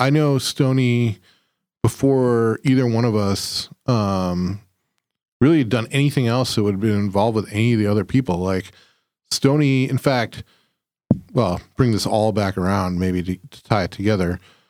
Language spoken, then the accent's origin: English; Chicago suburbs, Illinois, United States; moved away; we grew up in the Chicago suburbs